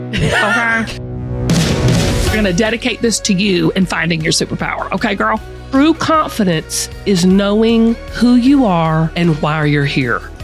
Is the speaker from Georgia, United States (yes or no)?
yes; Lilburn, Georgia, United States; I had a tight-knit, loving family as I grew up in Lilburn, Georgia